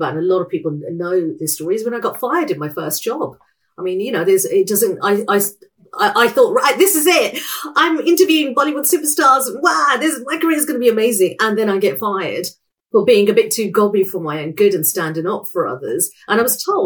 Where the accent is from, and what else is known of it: United Kingdom